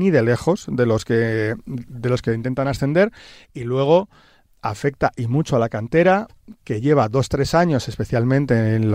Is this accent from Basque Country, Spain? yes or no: no; Tarragona, Catalonia, Spain; now in Madrid, Spain; desde que me vine de Tarragona a Madrid, que ya ni me acuerdo qué año fue, en el siglo XX.